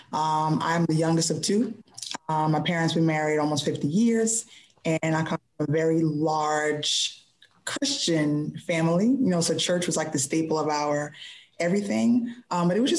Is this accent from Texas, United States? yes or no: no; New York City, New York, United States; now in Baltimore, United States; I am from New York